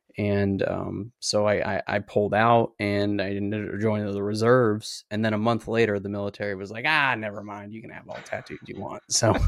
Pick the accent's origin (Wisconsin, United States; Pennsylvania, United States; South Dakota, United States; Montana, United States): South Dakota, United States; I'm originally from South Dakota, and I don't have that accent anymore.